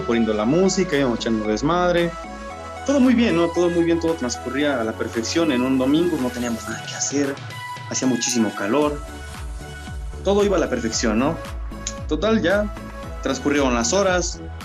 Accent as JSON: {"language": "Spanish", "town": "Polotitlán", "region": "State of Mexico", "country": "Mexico", "said": "todo sucede acá en mi pueblo, en un pueblito donde yo vivo, que se llama Polotitlán"}